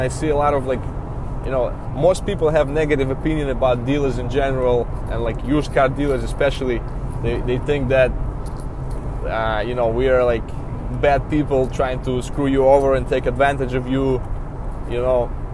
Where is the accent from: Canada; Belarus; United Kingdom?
Belarus; English is a second language; moved away as an adult; also born or lived in New York; now in United States; originally, I'm from Belarus. It's a small country in Eastern Europe